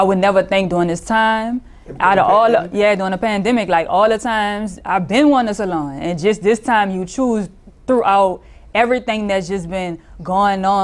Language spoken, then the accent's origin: English; New Orleans, Louisiana, United States; I'm from the Fifth Ward, downtown New Orleans